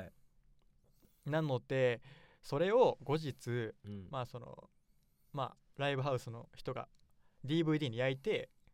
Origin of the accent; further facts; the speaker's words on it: Nagoya, Aichi, Japan; 地元の名古屋で